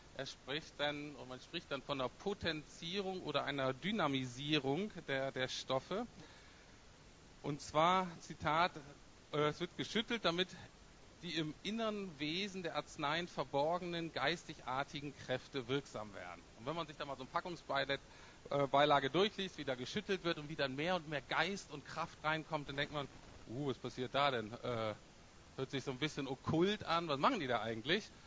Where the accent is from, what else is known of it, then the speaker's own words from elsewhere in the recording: Bremen, Germany; ich komme aus Bremen Nord, das ist äh, gar nicht so ganz unähnlich wie Berlin.